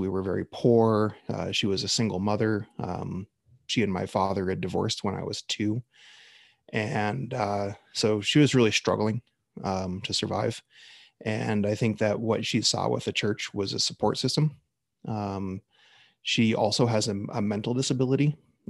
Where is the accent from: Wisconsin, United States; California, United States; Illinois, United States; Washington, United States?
Washington, United States; I was raised out in Washington State and mostly kind of around the suburbs of Seattle area. My family goes back generations in the Seattle area, actually to its founding.